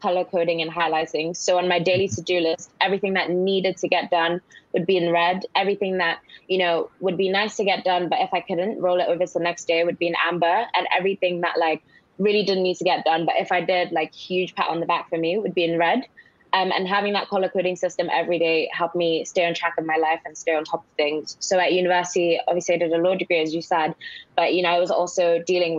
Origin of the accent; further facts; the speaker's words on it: Nigeria; also born or lived in Cambridge, United Kingdom; now in United Kingdom; I grew up in Nigeria, first of all, went to school in Nigeria.